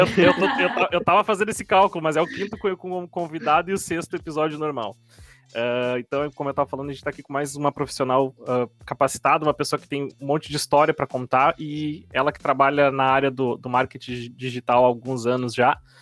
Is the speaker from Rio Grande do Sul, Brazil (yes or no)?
yes; Rio Grande do Sul, Brazil; now in Florianópolis, Brazil; Rio Grande do Sul, por exemplo, que é da onde eu sou, mas eu tô morando em Floripa.